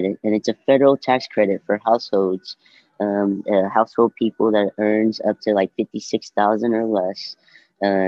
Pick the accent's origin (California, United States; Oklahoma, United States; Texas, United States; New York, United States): Oklahoma, United States; I grew up in Dale City, and I'm a native. I'd say I'm a native of Oklahoma because I lived here all my life